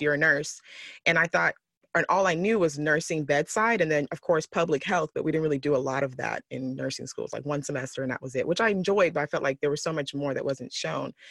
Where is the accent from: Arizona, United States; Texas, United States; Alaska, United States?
Texas, United States; moved away as an adult; now in California, United States; I'm from Texas. So living out here in California these last uh, year or two